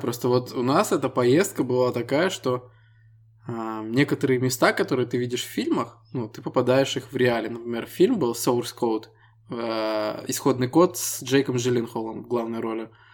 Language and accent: Russian; Estonia; Мы ребята из Эстонии